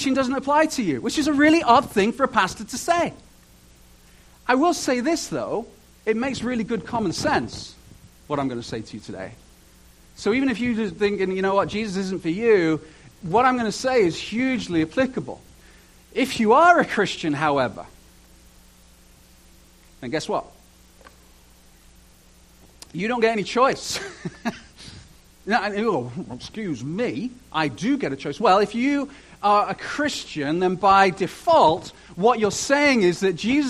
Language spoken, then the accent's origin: English; United Kingdom; moved away; I'm British